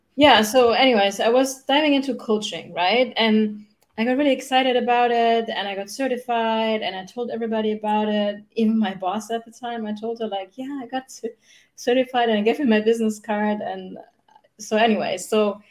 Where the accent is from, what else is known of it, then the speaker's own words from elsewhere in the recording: Germany; English is a second language; now in United States; I grew up in Germany. That's where I'm from, no? in, in case you wonder where my accent is from